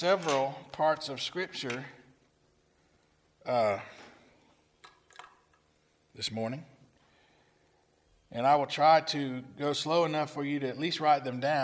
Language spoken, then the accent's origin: English; Lamar County, Alabama, United States; I was born in Lamar County, Alabama